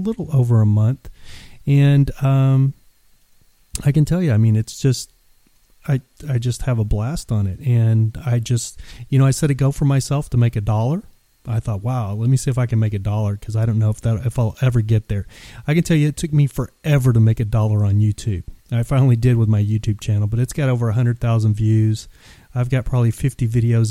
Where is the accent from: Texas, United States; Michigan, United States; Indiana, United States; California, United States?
Texas, United States; moved away; living 1,500 miles away from home, because I'm originally from Texas